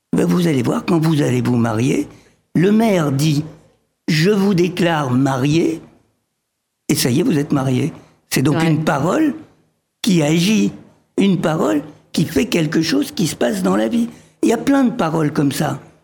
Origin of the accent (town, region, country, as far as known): France; born or raised there; also born or lived in Egypt